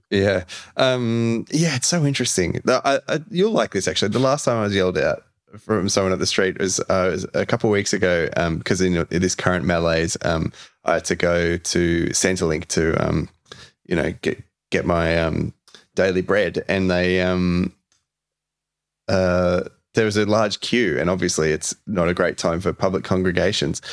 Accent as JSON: {"language": "English", "country": "Australia", "also_born_or_lived": "Brunswick, Melbourne"}